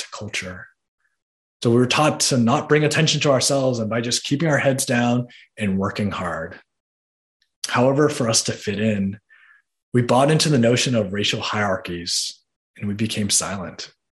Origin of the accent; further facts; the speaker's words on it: Boston, Massachusetts, United States; I'm from Boston. I was born and raised in Boston